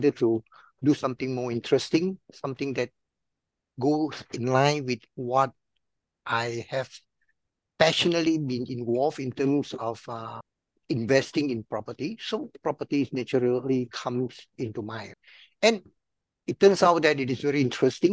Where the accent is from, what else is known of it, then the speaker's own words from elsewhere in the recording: Penang, Malaysia; moved away as an adult; now in Singapore; I was originally from Malaysia, Penang